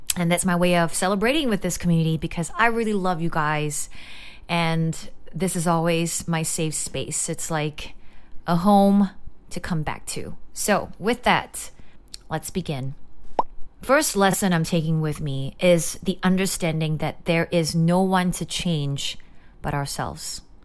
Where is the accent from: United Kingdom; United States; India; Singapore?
Singapore; growing up in Singapore